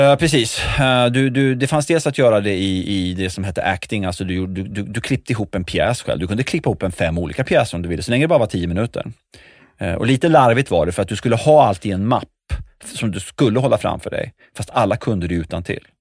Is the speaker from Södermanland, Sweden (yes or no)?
no; Västerås, Västmanland, Sweden; born or raised there; also born or lived in Schenectady, New York, United States